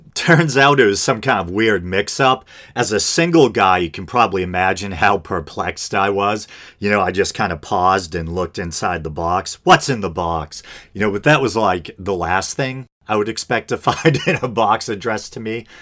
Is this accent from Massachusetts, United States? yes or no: yes; Boston, Massachusetts, United States; accent: Boston; I'm from the Boston area, if you couldn't tell, and I feel like we have an accent